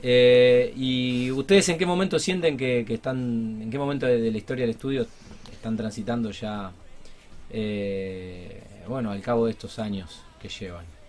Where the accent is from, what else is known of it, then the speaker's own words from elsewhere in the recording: Argentina; somos todos argentinos, vivimos en este país de locos